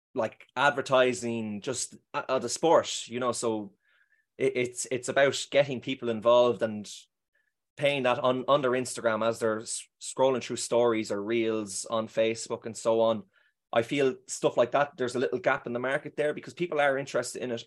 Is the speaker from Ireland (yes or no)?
yes; Meath, Leinster, Ireland; moved away as an adult; now in Brussels, Belgium; I'm from Mead, so I'd be from a football club called Summer Hill and a hurling club called Kiltail